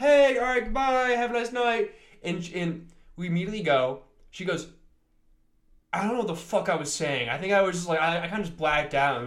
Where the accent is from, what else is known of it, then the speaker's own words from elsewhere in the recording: Connecticut, United States; moved away; I'm from Connecticut